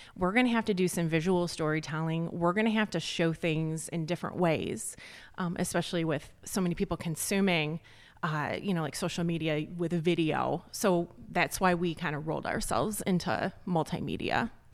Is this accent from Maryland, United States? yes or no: no; Joliet, Illinois, United States; moved away as an adult; also born or lived in Chicago; now in McHenry County, United States; I'm from, like, the Southwest suburbs, like, the Joliet area.